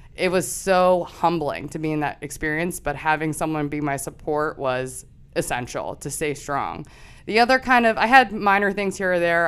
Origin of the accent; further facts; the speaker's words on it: Chester Springs, Pennsylvania, United States; I'm originally from Chester Springs, so that's about thirty minutes outside of here. grew up small town